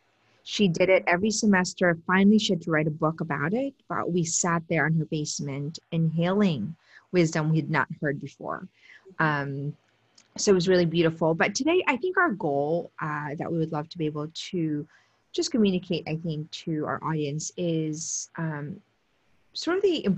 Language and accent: English; Steubenville, Ohio, United States; I come from Steubenville